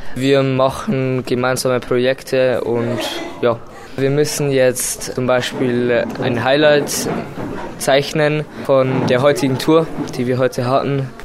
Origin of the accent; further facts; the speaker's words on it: Passau, Bavaria, Germany; ich komme aus Deutschland, Passau